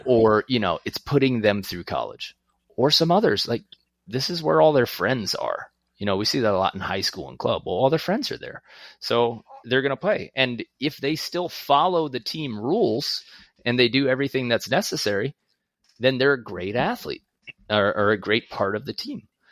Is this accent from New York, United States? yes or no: yes; New York City, New York, United States; moved away; also born or lived in Long Beach, New York; I'm from Queens. I grew up playing volleyball in Long Beach